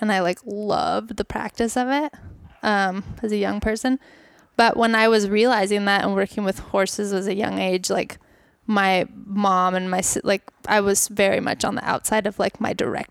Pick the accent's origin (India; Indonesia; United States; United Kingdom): Indonesia; Bali; I actually grew up in Bali. So I grew up in Indonesia.